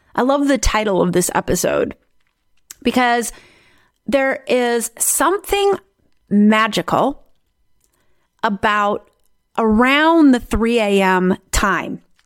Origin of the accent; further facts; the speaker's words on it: South Dakota, United States; now in Netherlands; I grew up in South Dakota in the United States